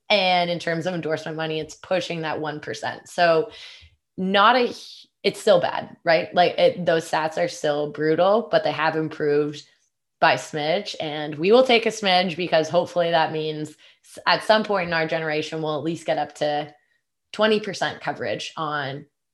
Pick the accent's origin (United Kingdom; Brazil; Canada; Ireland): Canada; It's so interesting being a Canadian and now working, especially on the content team.